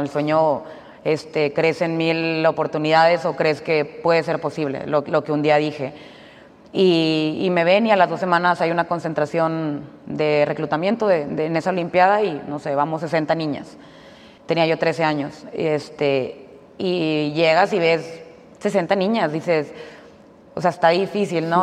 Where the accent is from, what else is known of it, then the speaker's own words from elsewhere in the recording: Mexico; yo siendo como mexicana